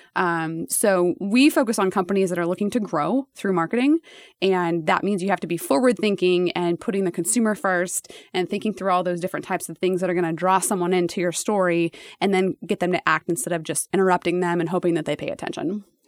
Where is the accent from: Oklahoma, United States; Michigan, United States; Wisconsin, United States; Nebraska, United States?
Nebraska, United States; I was from Nebraska